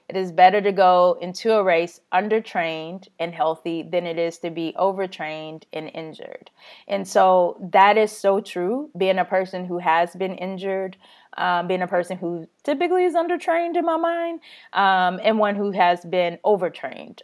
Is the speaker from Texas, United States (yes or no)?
yes; Texas, United States; being Texan